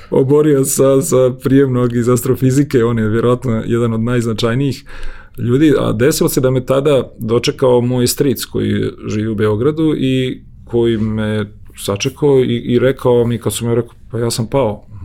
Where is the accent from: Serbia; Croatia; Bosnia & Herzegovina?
Bosnia & Herzegovina; Domaljevac, Federation of Bosnia and Herzegovina; moved away; also born or lived in Gradačac; Ja sam rođen u Grdačcu, jer je tamo bilo porodilište. Odrastao sam u jednom selu Domaljevac njegovo ime pored Bosanskog šanca. A moji su iz Kolašina i otac i majka